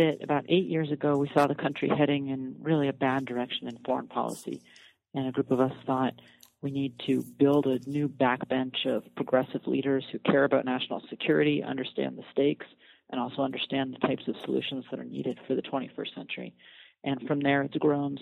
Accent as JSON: {"language": "English", "town": "Fairbanks", "region": "Alaska", "country": "United States", "also_born_or_lived": "Colorado", "moved": "yes", "lives_now": "Washington, D.C., United States", "said": "I'm from Fairbanks, Alaska, and um, that's a pretty rural frontier town, and that's probably the, the place that's closest to my heart"}